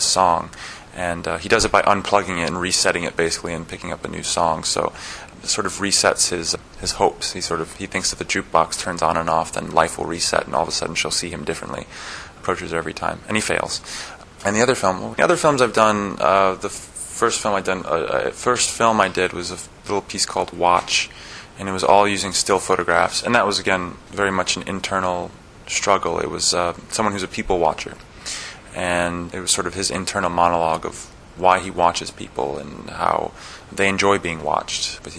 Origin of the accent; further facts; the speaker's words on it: New York, United States; also born or lived in Florida; I'm originally from New York and South Florida, so I can't say I'm a country boy, but I did grow up around horses all the time.